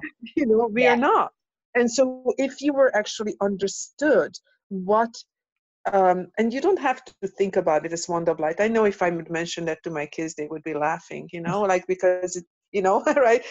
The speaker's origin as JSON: {"language": "English", "country": "Hungary", "moved": "yes", "said": "I am from Europe so, mm. and from Hungary"}